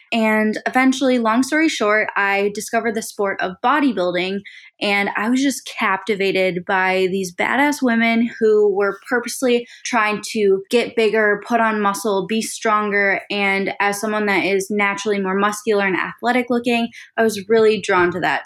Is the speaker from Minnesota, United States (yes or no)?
yes; Saint Paul, Minnesota, United States; now in Austin, United States; I live in Austin, Texas with my boyfriend, Andrew, but I grew up in Saint Paul, Minnesota